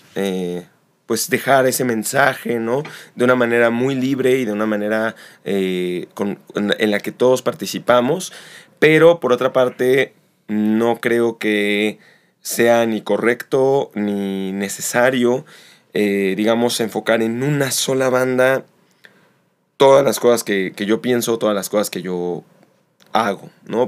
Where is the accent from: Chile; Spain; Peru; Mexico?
Mexico; Xalapa, Veracruz; also born or lived in Mexico City; nací en Ciudad de México, me mudo acá a los ocho años y estando aquí en Jalapa